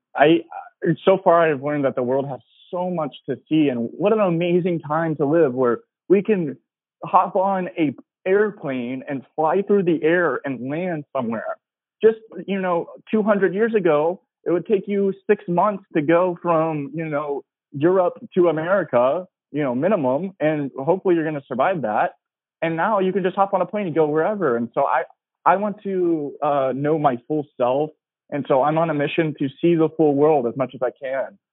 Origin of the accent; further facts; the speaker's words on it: Tennessee, United States; now in Los Angeles, United States; I'm from Tennessee